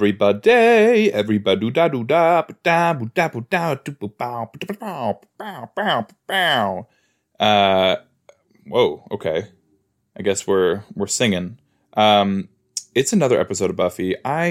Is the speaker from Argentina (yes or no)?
no; East of England, United Kingdom; I'm from West Hertfordshire, you know, I don't really know, I don't know it that well